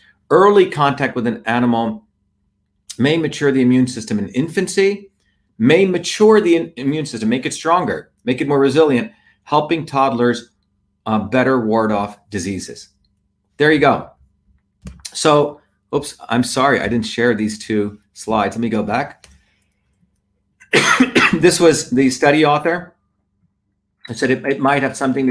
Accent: Mumbai, Maharashtra, India; now in United States; I grew up in Bombay, and in the village I grew up, we played in dirt. We were always outside. When I came to the United States

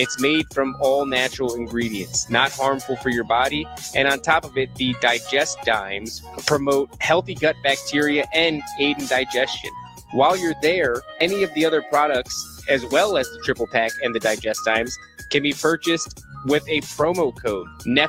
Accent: Elizabeth, New Jersey, United States; also born or lived in Edison, New Jersey / Woodbridge, New Jersey / Freehold, New Jersey / Highland Lakes, New Jersey; I was born in Elizabeth, and so we were both from very fantastic neighborhoods. And I moved all over. So I lived in Edison, Woodbridge, Freehold, all the way up north to Highland Lakes, right there at the border where it meets New York.

